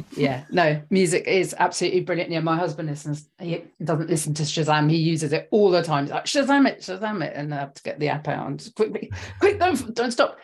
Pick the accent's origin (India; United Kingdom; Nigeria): United Kingdom; London; I'm from West London